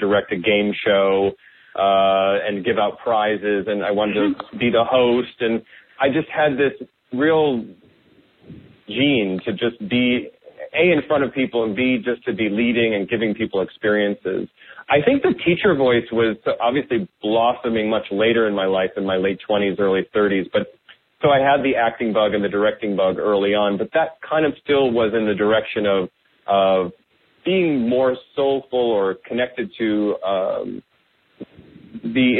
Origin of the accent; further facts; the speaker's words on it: Iowa, United States; also born or lived in Wisconsin; I grew up in the Midwest, born in Wisconsin and mostly raised in Iowa.